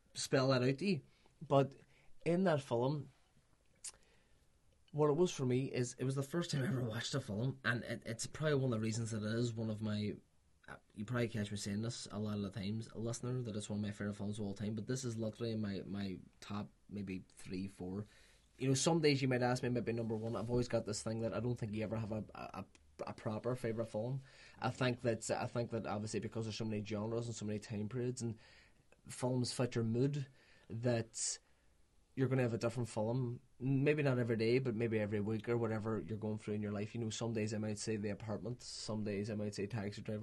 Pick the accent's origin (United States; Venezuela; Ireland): Ireland; as Irishman